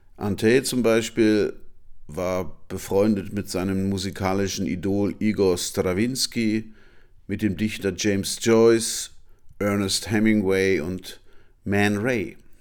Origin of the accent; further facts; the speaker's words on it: Hanover, Lower Saxony, Germany; meine Geburtsstadt Hannover